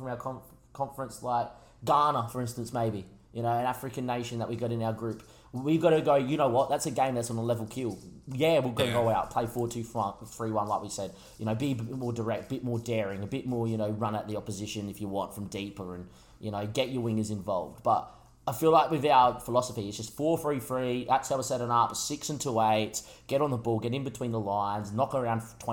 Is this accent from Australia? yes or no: yes; Australia; making the numbers in international football as an Australian